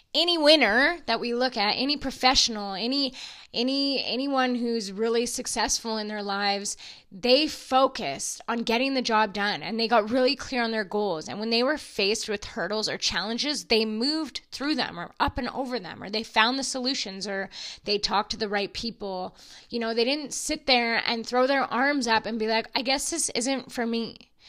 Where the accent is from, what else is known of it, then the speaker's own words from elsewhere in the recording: Alberta, Canada; I'm from Alberta and I'm an oil field girl